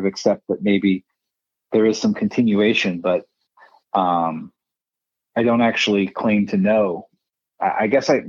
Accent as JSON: {"language": "English", "area": "Bay Area", "region": "California", "country": "United States", "tie": "born or raised there", "also_born_or_lived": "India", "said": "I grew up in the Bay Area of California"}